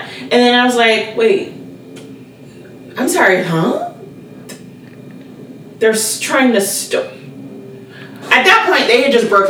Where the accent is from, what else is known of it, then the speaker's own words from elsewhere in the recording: Tanzania; Because I was from Tanzania.